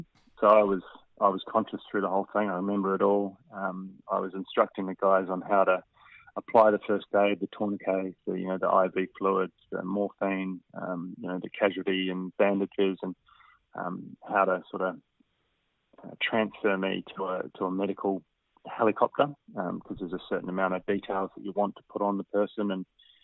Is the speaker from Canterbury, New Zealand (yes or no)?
yes; Christchurch, Canterbury, New Zealand; moved away as an adult; also born or lived in Wanaka region / Western Australia; now in Australia; I was 5 when I moved to Christchurch from the Wanaka region